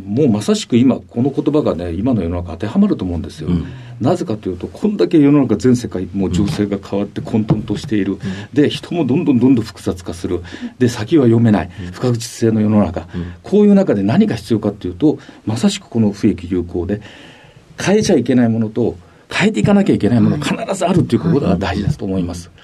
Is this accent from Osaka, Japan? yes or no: no; Kitakyushu, Fukuoka, Japan; moved away as an adult; 生まれは福岡県北九州市は八幡で生まれました